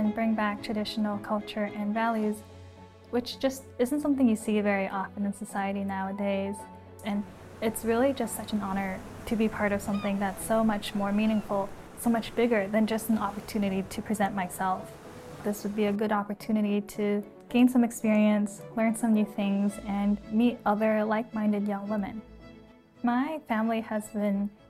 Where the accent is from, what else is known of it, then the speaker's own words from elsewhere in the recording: Vancouver, British Columbia, Canada; I was born and raised in Vancouver, Canada, which is a very multi-ethnic city